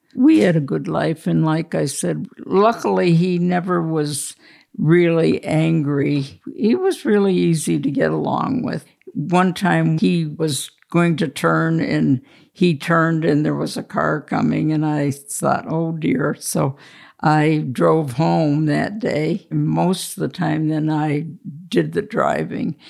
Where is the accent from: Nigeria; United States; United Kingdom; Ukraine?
United States; Warren, Pennsylvania; moved away as an adult; also born or lived in Buffalo, New York; So when I decided to move back to Warren, I applied and I worked there